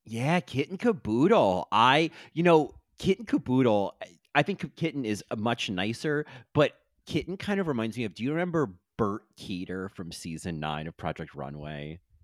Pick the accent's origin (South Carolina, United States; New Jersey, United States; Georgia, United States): New Jersey, United States; growing up in New Jersey